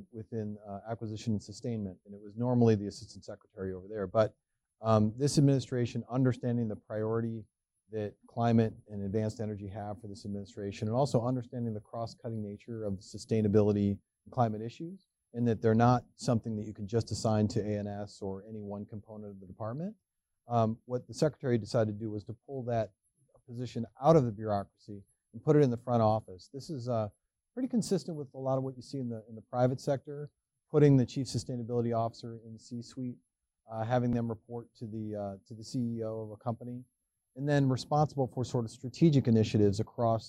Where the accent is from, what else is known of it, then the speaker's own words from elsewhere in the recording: Cleveland, Ohio, United States; moved away as an adult; also born or lived in Northeast United States / Southern Africa; now in Washington, D.C., United States; I grew up in Cleveland, the Great North Coast, and the rock and roll capital of the world